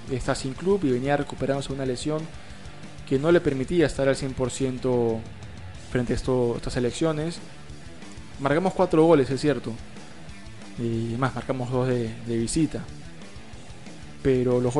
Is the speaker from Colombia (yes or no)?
no; Peru; el primer acercamiento que tuvimos nosotros como peruanos hacia Gianluca La Paula